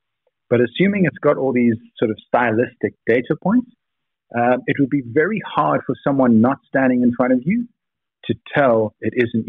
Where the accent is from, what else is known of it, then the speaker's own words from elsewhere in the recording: Cape Town, Western Cape, South Africa; Lots of people think I'm British. I just, you know, grew up in Cape Town and had a very uptight grandmother.